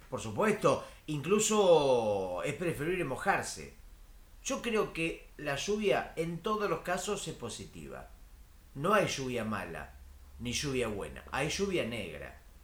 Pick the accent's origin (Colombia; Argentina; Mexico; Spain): Argentina; Yo soy de Argentina